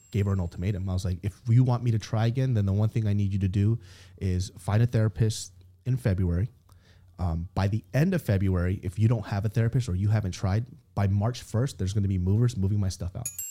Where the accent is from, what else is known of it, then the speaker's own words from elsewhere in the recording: Sacramento, California, United States; I grew up in Sacramento, California, the south side of Sacramento.